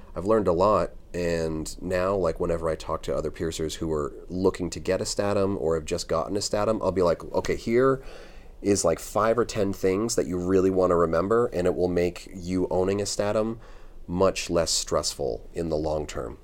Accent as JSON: {"language": "English", "country": "United States", "said": "as an American piercer"}